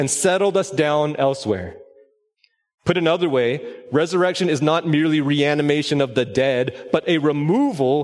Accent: Orange County, Southern California, United States; moved away as an adult; also born or lived in Los Angeles County, California; now in Collin County, Texas, United States; My wife Stephanie and I were born and raised in Southern California

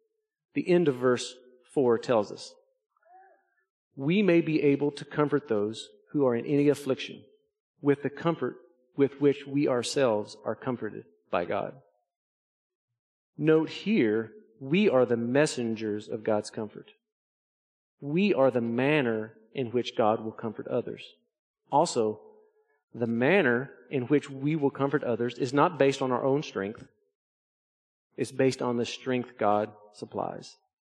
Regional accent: Arkansas, United States; our yard where I grew up in Arkansas was really hilly, very rocky. We lived in the Ouachita Mountains

